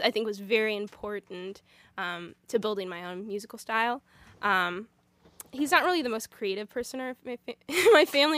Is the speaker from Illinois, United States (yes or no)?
yes; Illinois, United States; also born or lived in Springfield, Missouri; I've gro-, grown up in Illinois, so I, sin, I've been here since I was two, so, um, Illinois is my home state